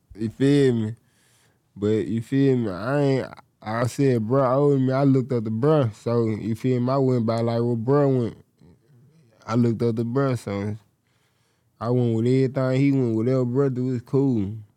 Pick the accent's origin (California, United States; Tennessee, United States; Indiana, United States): Tennessee, United States; Memphis; I'm from Memphis